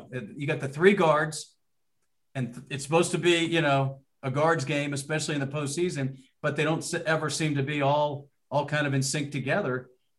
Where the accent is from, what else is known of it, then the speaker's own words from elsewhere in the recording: Ohio, United States; moved away; also born or lived in Bloomington, Indiana; as a kid growing up in Ohio